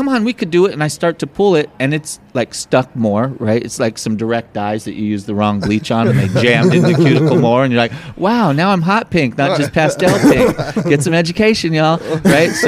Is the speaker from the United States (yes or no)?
yes; Los Angeles, California, United States; I grew up in Los Angeles in Pasadena area and Silver Lake area